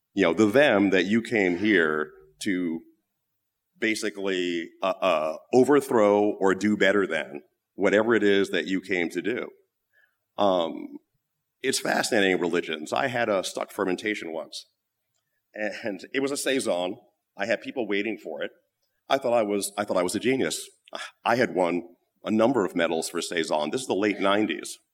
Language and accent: English; United States; also born or lived in London; being an American